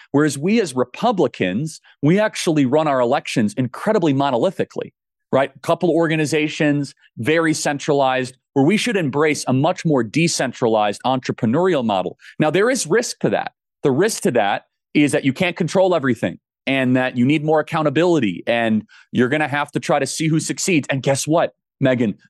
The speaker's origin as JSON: {"language": "English", "region": "Arizona", "country": "United States", "said": "now I'm from Arizona"}